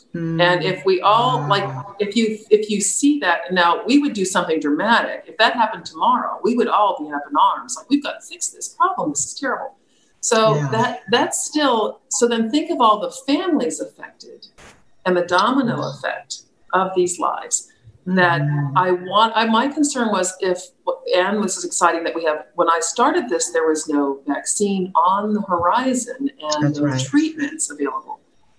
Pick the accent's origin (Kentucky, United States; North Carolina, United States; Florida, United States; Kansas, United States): Florida, United States; now in Virginia, United States; We came from South Florida, which you don't have this beautiful open land that we have in Virginia.